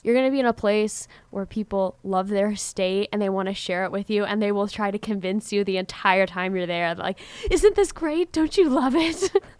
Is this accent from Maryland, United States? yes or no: no; Paola, Kansas, United States; it's actually started in my hometown of Paola